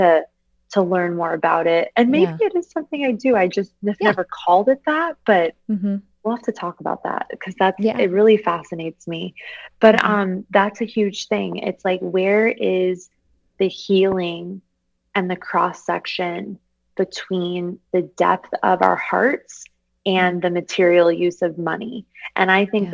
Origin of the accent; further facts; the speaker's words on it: Arizona, United States; I'm from Arizona